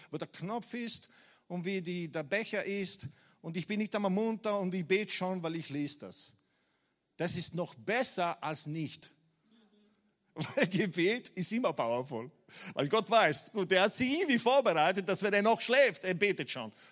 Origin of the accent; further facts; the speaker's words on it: Leoben, Styria, Austria; now in Graz, Austria; Ich gesagt, nein, ich wohne in Graz jetzt. Ich, ich komme aus Leum. Ich war in Leum viele Jahre und ich wohne in Graz.